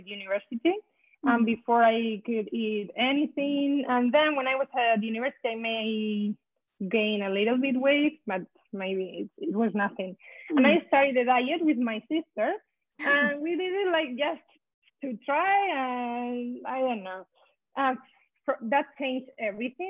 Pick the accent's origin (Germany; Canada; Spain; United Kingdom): Spain; now in Boston, United States; I'm from Spain, but now I live in Boston.